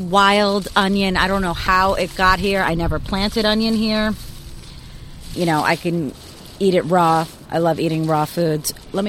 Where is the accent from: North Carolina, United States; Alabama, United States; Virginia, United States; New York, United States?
New York, United States; Bronx; also born or lived in Queens; now in Boston, United States; I was born in Queens, raised in the South Bronx, Spanish Harlem, Lower East Side, and a little bit of Brooklyn, too. But growing up in the city, I had no idea what a garden was.